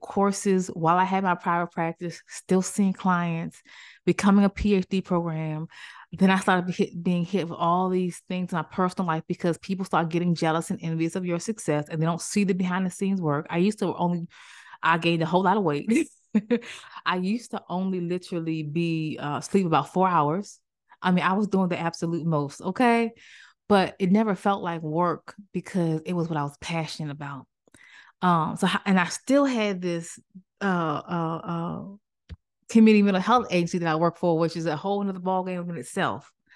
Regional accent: Maryland, United States; moved away; also born or lived in Greensboro, North Carolina / Cary, North Carolina; I'm from Maryland

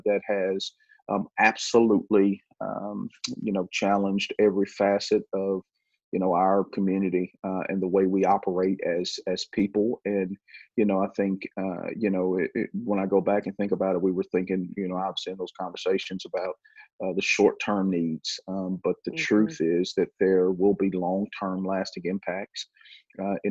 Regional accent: United States

